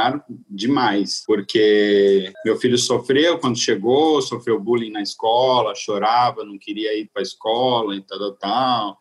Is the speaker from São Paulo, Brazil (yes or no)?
yes; Santos, São Paulo, Brazil; moved away; eu sou de, de Santos, né, a cidade de praia